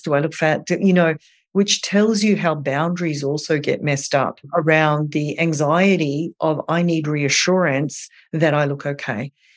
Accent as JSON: {"language": "English", "country": "Australia", "moved": "yes", "lives_now": "New York, United States", "said": "I am from Australia"}